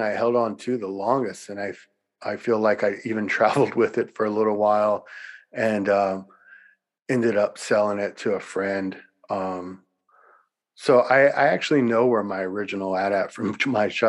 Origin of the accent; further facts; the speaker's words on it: Louisiana, United States; moved away as an adult; where I grew up in Louisiana